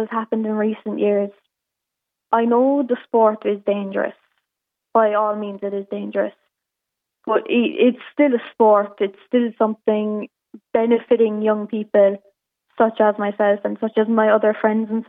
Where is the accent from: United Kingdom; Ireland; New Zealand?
Ireland; Cork, Munster; I'm from Cork